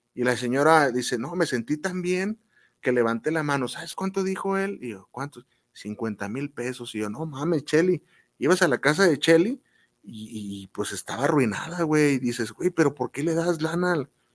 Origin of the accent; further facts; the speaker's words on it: Guadalajara, Jalisco, Mexico; aquí en Guadalajara, los que somos de Guadalajara